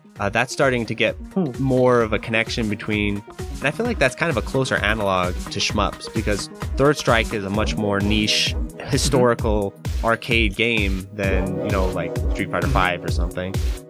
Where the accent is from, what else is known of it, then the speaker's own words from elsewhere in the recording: United States; I'm very American mm-hmm. in that way.